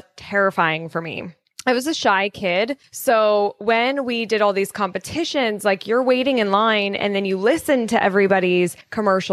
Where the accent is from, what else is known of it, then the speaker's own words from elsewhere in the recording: Colorado, United States; I grew up in Colorado